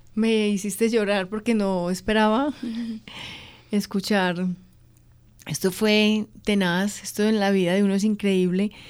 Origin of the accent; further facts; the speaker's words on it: Antioquia, Colombia; yo soy antioqueña